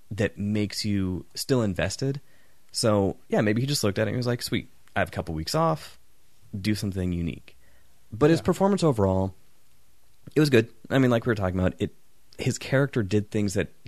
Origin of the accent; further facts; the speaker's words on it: England, United Kingdom; I'm English.